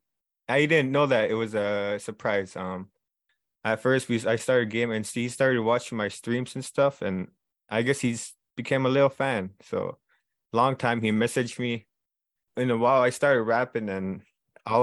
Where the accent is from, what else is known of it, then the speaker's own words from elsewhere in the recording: Arviat, Nunavut, Canada; Born and raised in Arvet